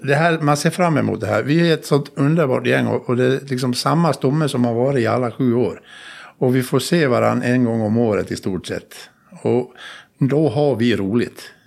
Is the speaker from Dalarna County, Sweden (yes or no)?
yes; Dalarna County, Sweden; Alla gårdar där jag kommer ifrån uppe i Dalarna där, så har, har något namn. Och min gård där jag kommer ifrån heter Tura.